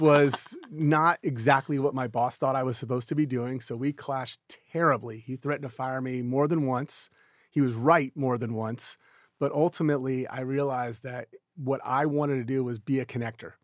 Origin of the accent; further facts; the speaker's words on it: Houston, Texas, United States; also born or lived in Austin, Texas; So I'm from Houston originally, Houston, Texas